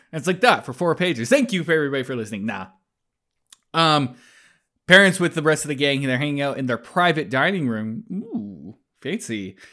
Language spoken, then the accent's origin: English; Calgary, Alberta, Canada; I grew up in Calgary